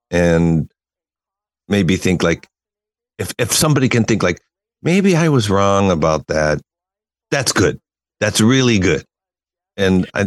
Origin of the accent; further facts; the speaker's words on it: California, United States; now in Tokyo, Japan; I'm from California